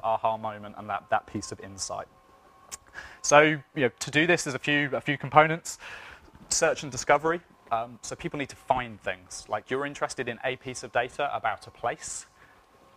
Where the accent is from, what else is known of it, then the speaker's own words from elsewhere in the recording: United Kingdom; I'm British